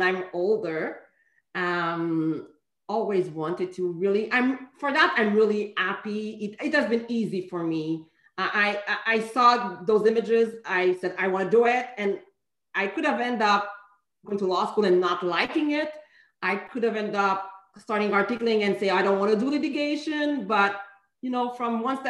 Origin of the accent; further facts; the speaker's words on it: Montreal, Quebec, Canada; I was born in Montreal, raised in Montreal